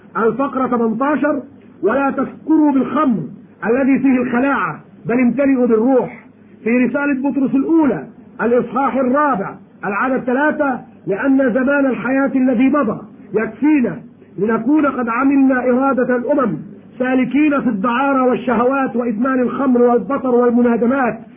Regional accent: Egypt; عندنا في مصر

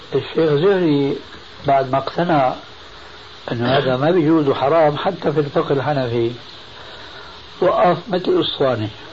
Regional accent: Syria; المدارس القديمة عندنا في الشام

